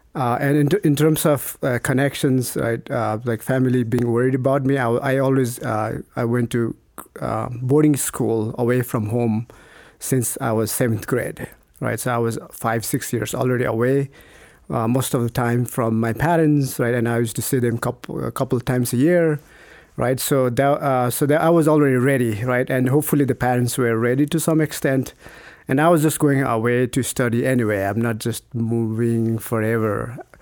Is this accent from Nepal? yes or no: yes; Nepal; moved away as an adult; also born or lived in Idaho, United States / New Mexico, United States; now in United States; growing up in Nepal